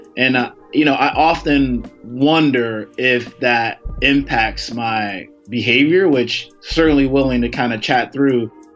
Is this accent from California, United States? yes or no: no; Chicago, Illinois, United States; accent: a little bit of a twang; I'm from Chicago